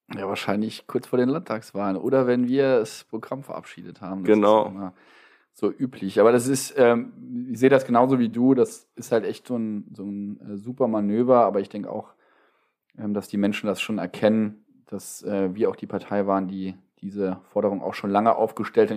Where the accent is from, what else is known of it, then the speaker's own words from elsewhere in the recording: Wadgassen, Saarland, Germany; Ich komme aus Wattgassen.